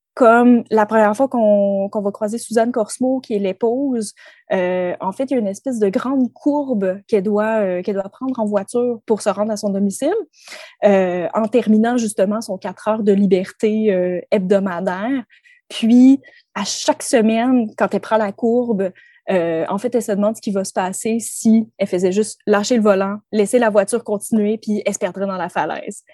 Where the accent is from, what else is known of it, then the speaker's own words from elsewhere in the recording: Quebec, Canada; en tant que Québécois